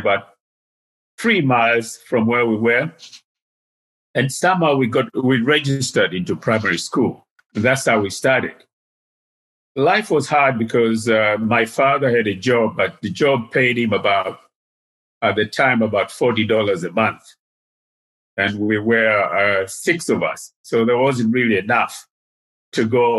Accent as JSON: {"language": "English", "region": "Dar es Salaam", "country": "Tanzania", "tie": "born or raised there", "also_born_or_lived": "Ujiji, Tanzania / United States", "moved": "as an adult", "said": "Most of my upbringing was in Dar es Salaam. I was born in Ujiji, which is by Lake Tanganyika. But we moved to Dar es Salaam in the early 50s when I was 5, 6"}